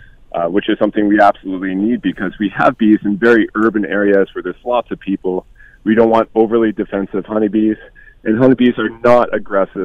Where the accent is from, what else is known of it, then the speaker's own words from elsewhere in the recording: Hamilton, Ontario, Canada; growing up in Hamilton, it's been great